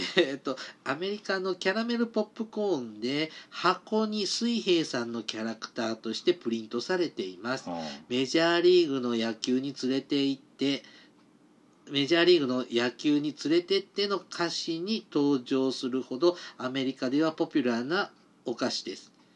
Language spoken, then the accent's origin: Japanese; Mie, Japan; 僕、三重出身なんで